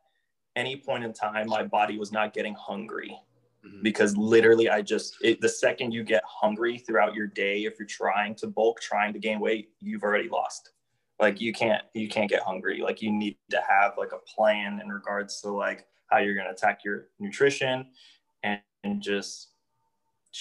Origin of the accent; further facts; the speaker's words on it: Miami, Florida, United States; moved away as an adult; also born or lived in Delray Beach, Florida / Georgia; now in Indianapolis, United States; I lived in Miami for 25 years of my life and hadn't experienced anything else other than